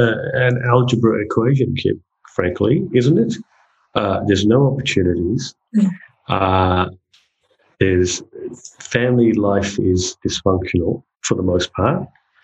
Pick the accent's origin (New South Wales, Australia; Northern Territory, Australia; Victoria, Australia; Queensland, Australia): Northern Territory, Australia; And, you know, as a Territorian and as an Australian, you're like, what?